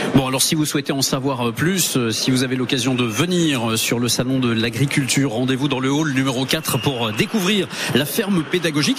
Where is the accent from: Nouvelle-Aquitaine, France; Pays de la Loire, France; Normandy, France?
Normandy, France; chez nous en Normandie